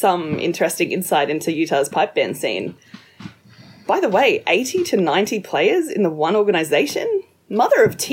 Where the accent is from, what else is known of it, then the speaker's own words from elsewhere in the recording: Australia; accent: Australian; my mother tongue.